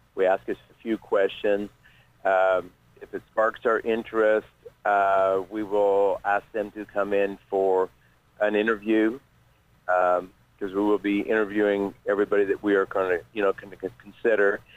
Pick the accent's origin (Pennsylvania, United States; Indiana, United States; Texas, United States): Indiana, United States; Ripley County; born or raised there